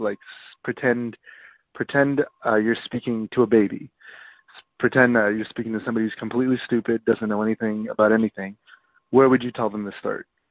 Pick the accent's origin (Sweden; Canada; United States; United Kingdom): Canada; I'm from Canada